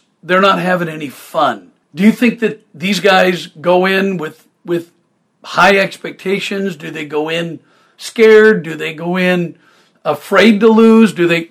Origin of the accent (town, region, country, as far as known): Portland, Oregon, United States